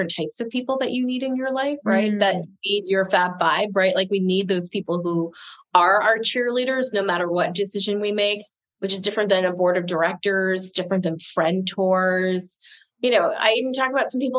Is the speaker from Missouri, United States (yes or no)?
no; Southern New Jersey, United States; also born or lived in Maryland; Southern New Jersey